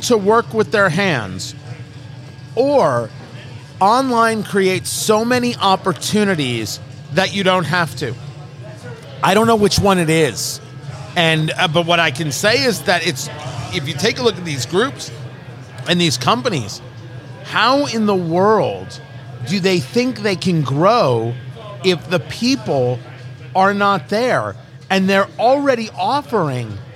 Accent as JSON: {"language": "English", "region": "New Jersey", "country": "United States", "tie": "born or raised there", "moved": "yes", "said": "Growing up in Jersey"}